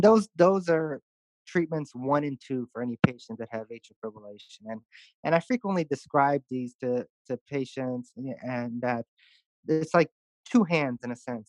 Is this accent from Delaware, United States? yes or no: no; Chicago, Illinois, United States; moved away as an adult; also born or lived in St. Louis, Missouri; now in Houston, United States; I'm originally from Chicago, uh, born born and raised